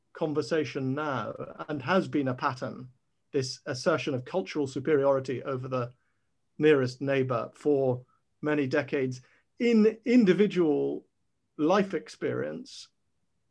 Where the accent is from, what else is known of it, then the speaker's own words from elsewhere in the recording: Ireland; as an Irishman